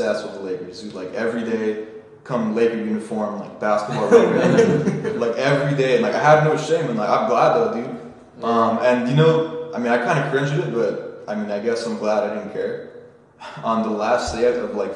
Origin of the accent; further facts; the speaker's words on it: Garden Grove, California, United States; also born or lived in Anaheim; I was born right here, man. I mean, not in the house, but Garden Grove. Actually, I think I was born in Anaheim Hospital, not Garden Grove. But I've lived here my whole life.